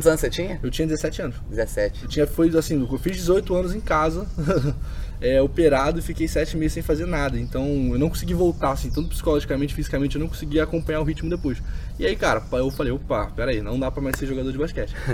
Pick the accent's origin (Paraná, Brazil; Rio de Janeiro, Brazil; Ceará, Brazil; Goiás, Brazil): Rio de Janeiro, Brazil; Sou do Rio, é.